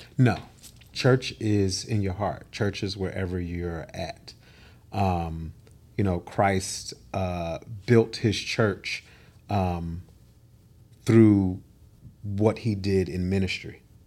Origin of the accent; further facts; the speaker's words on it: Philadelphia, Pennsylvania, United States; I am from the city of brotherly love and sisterly affection, Philadelphia, Pennsylvania